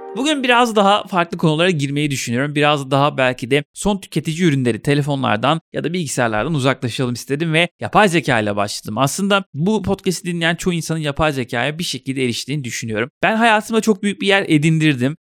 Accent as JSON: {"language": "Turkish", "region": "Trabzon", "country": "Turkey", "said": "Ben mesela Trabzonluyum"}